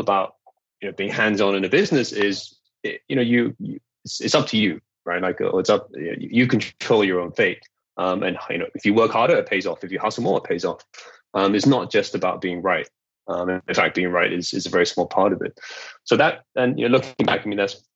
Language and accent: English; Malaysia; moved away as an adult; also born or lived in United Kingdom; I am Malaysian. You know, I grew up here, but you know, I'd lived overseas from 1995 to 2010